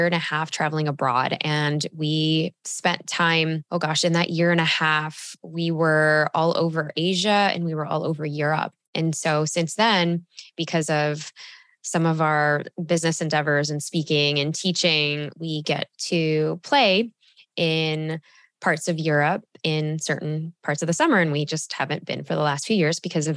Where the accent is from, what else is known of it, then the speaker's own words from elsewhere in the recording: Chicago, Illinois, United States; moved away as an adult; now in Austin, United States; I grew up literally on Lake Michigan, like in Chicago, shout out Northside